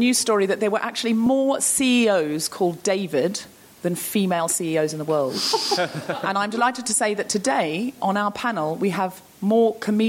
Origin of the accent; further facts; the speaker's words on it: Australia; moved away; I am Australian. I used to be a Jehovah's Witness. I'm adopted